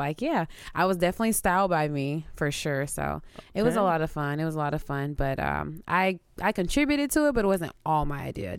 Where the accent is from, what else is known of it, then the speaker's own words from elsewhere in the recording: Houston, Texas, United States; moved away; But yeah, I'm originally from Houston, Texas. I moved here maybe a few years ago.